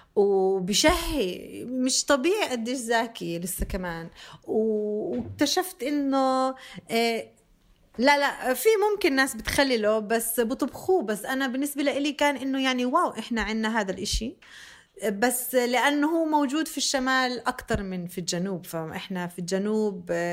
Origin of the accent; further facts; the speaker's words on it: Bethlehem, West Bank, Palestine; also born or lived in Jenin; أنا فلسطينية